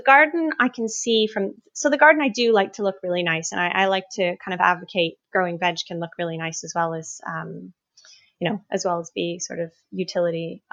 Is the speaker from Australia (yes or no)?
no; Canada; now in United Kingdom; I grew up in Canada